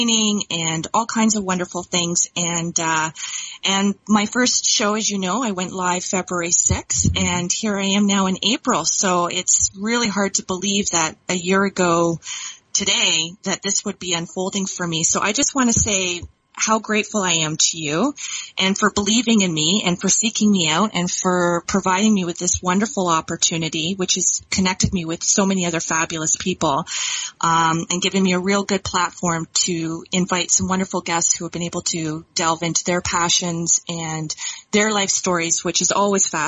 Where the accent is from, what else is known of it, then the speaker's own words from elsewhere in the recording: Dundas, Ontario, Canada; I hail from Dundas, Ontario, Canada